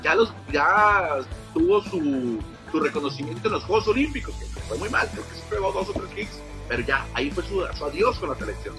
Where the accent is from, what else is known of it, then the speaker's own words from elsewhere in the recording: Mexico; nosotros los mexicanos